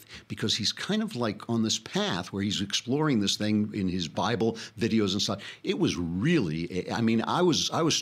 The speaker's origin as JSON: {"language": "English", "region": "New York", "country": "United States", "tie": "born or raised there", "moved": "yes", "lives_now": "Los Angeles, United States", "said": "I grew up in New York."}